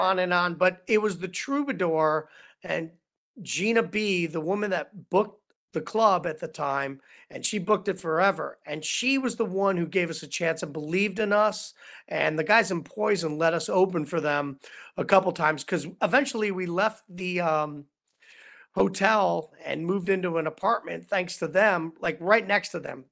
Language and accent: English; Cleveland, Ohio, United States; moved away as an adult; also born or lived in Los Angeles; as a kid growing up in Cleveland, Ohio